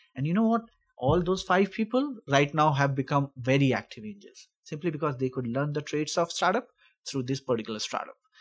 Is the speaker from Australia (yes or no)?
no; India; moved away as an adult; also born or lived in Sweden / United States; now in Calgary, Canada; I'm originally from India. I studied over there, then I went to Sweden